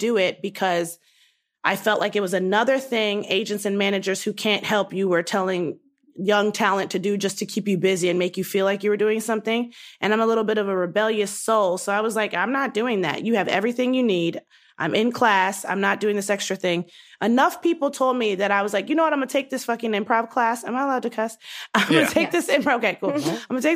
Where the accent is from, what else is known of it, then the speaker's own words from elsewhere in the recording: Baltimore, Maryland, United States; moved away as an adult; also born or lived in Los Angeles; I was born and raised in Baltimore